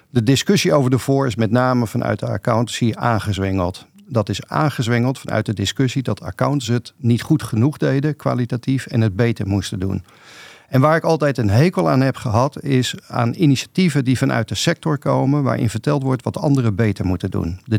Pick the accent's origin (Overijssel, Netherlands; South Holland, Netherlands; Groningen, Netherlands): South Holland, Netherlands; Rotterdam; Ik ben ook Rotterdammer, maar ik denk er iets anders over.